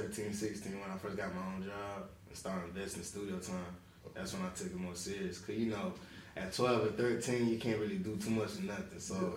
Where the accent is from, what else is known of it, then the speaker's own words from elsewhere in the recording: Pensacola, Florida, United States; From Pensacola, Florida, born and raised, you feel me?